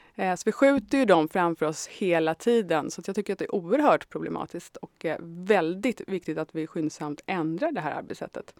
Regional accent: Tyresö, Stockholm County, Sweden; also born or lived in Södermalm, Stockholm; jag kommer från Tyresö ursprungligen och har levt stora delar av mitt liv på Södermalm.

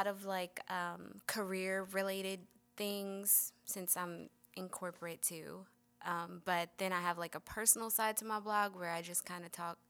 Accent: Camden, New Jersey, United States; moved away as an adult; also born or lived in North Carolina; now in Atlanta, United States; I just moved here from North Carolina. I'm originally from New Jersey.

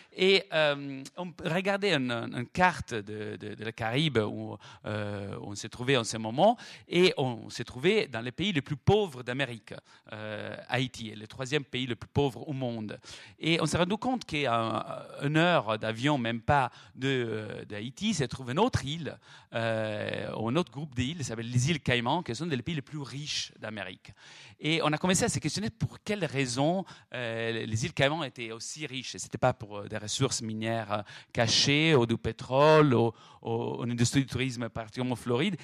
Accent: Florence, Tuscany, Italy; accent: Italian; French is a second language; en entendant mon, accent italien, me demande d'où je viens. Je dis, je viens de Florence

